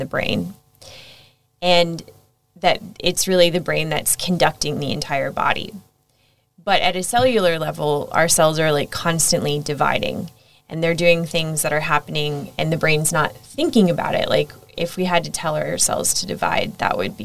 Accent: United States; moved away as an adult; also born or lived in Egypt / Saudi Arabia / Singapore / Thailand; now in Australia; as you might be able to tell from my outrageous accent, I'm American.

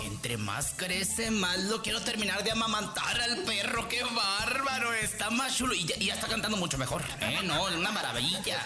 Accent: Mazatlán, Sinaloa, Mexico; En mi tierra sagrada, Mazatlán, Sinaloa

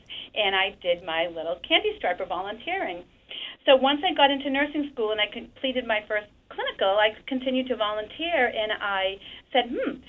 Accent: Salem, Massachusetts, United States; when I was a little girl, I grew up in Castle Hill in Salem

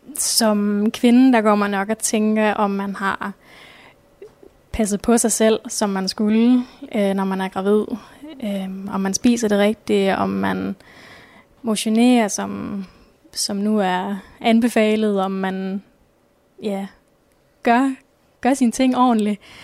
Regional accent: Nørre Borg, by Ringkøbing Fjord, Central Denmark Region, Denmark; moved away as an adult; now in Skjern, Denmark; Jeg kommer oprindeligt fra Nørreborg, som ligger ved, ved Ringkøbing Fjord.

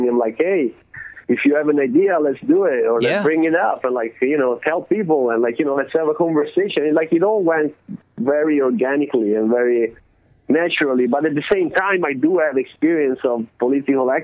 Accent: Italy; moved away as an adult; now in Oakland, United States; growing up in Italy, you get so much freedom as a kid

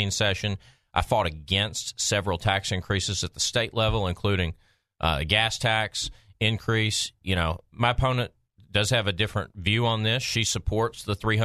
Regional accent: Maumelle, Arkansas, United States; my hometown of Maumelle

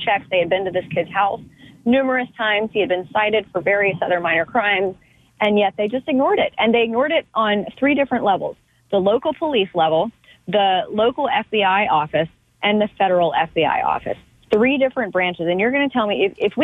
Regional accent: the South, United States; I grew up in the South in a very responsible gun owning household

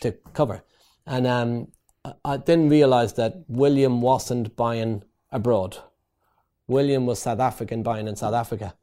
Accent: Ireland; moved away as an adult; also born or lived in East London; I'm Irish. In Ireland, we build houses.

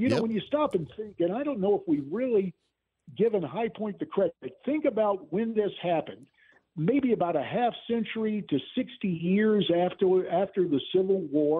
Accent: Southeast, United States; now in Arizona, United States; where you and I grew up in the Southeast.

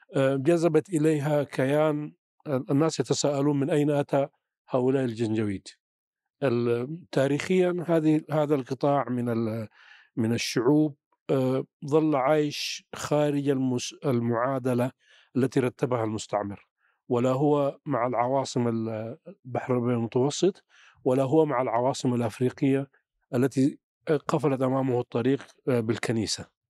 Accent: Sudan; عندنا في السودان

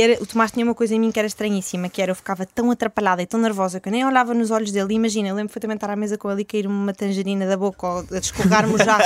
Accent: Porto, Norte, Portugal; also born or lived in Chile / Australia; nós somos do Porto

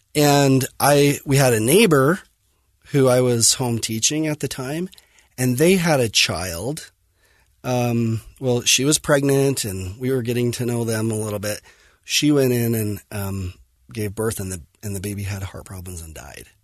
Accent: Fillmore, Utah, United States; I grew up in Fillmore, um, Utah, on a farm, and dairy farm, crop farm, and loved Millard High School

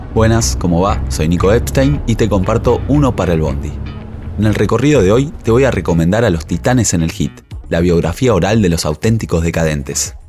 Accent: Argentina

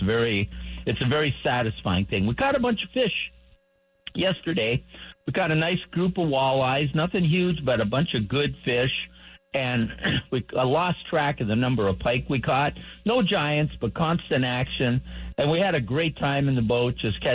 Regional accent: Bob Dylan's hometown, about 90 miles from Bemidji, Minnesota, United States; moved away; my hometown

